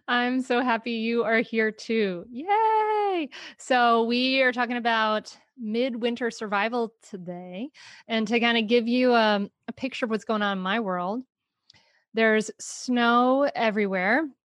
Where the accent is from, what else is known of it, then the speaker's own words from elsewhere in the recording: Rhode Island, United States; moved away as an adult; now in Delaware, United States; I grew up in Rhode Island